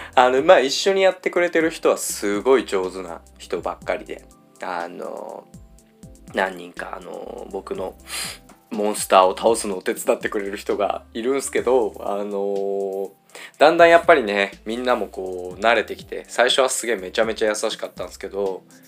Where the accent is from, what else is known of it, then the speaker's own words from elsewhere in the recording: Ibaraki, Japan; 僕地元が茨城で